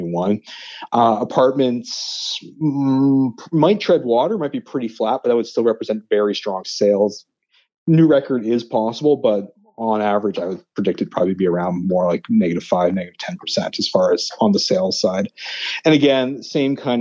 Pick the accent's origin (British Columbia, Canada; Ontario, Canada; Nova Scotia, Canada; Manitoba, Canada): Nova Scotia, Canada; Halifax; moved away; I'm actually originally from Nova Scotia, from Halifax.